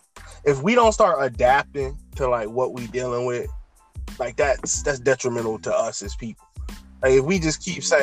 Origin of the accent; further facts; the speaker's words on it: Maryland, United States; I grew up in Maryland